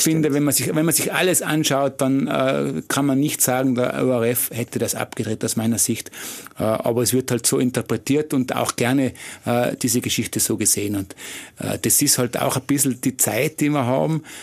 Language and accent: German; Tyrol, Austria; was sind wir Tiroler? Wir sind schon bodenständig